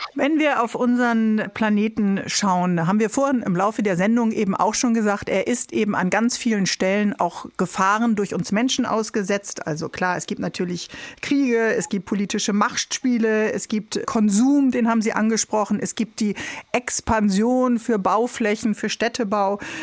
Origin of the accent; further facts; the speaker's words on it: Northern Germany, Germany; wir sind ja beide äh, Norddeutsche